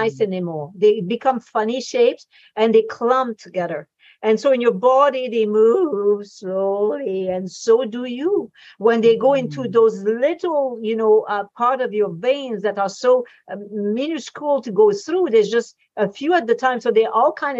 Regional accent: Quebec, Canada; I'm in Canada, and mm-hmm. I was brought up in Quebec.

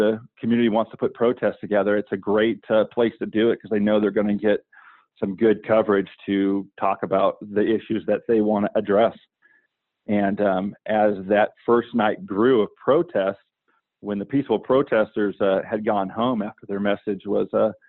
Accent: Southern California, United States; moved away as an adult; also born or lived in Georgia; now in Atlanta, United States; originally born and raised in Southern California. Moved out to Georgia in 2009

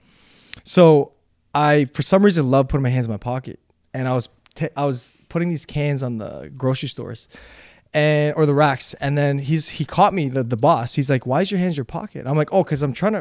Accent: Toronto, Ontario, Canada; also born or lived in Slovakia / Hamilton / Unionville; then we moved to Toronto, Hamilton, Unionville, Toronto

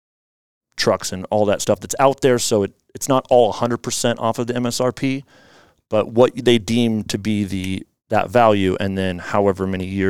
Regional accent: Issaquah, Washington, United States; also born or lived in Spokane; I grew up in Issaquah here, went to Issaquah High School

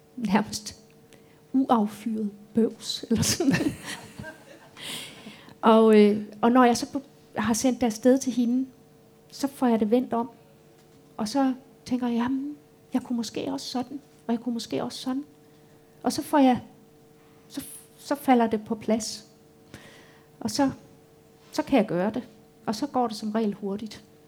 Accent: Tyregod, Central Denmark Region, Denmark; moved away; min barndomsby

